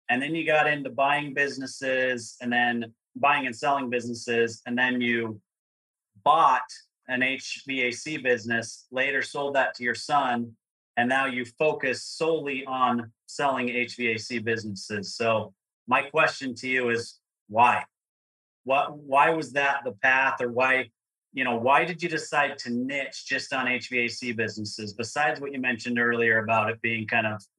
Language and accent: English; Provo, Utah, United States; I grew up in Provo, Utah, which is where Brigham Young University is.